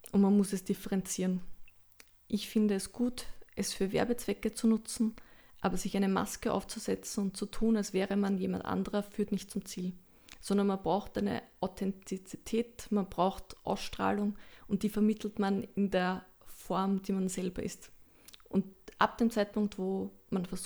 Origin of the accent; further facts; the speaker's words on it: Lower Austria, Austria; hatte da ein sehr schönes Erlebnis in einem Theater im Waldviertel, das ich lange Zeit besucht habe, weil ich komme aus der Gegend.